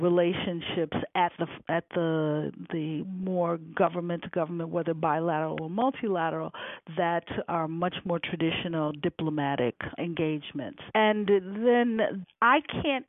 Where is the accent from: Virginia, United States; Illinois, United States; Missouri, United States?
Illinois, United States; Chicago; also born or lived in Rome; I'm from Chicago, where it's very cold.